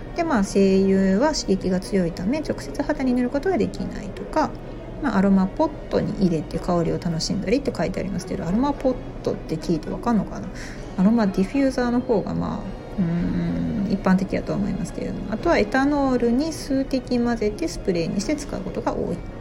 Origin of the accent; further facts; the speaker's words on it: Osaka, Japan; 私も大阪生まれ大阪育ちなんで